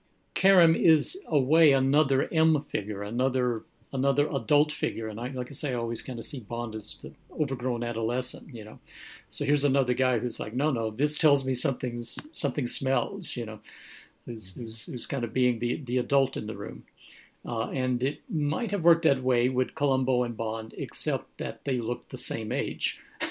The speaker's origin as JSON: {"language": "English", "country": "United States", "said": "I know when I've traveled to Europe, you know, as an American, what we think is a strong coffee would be just coffee to the Europeans"}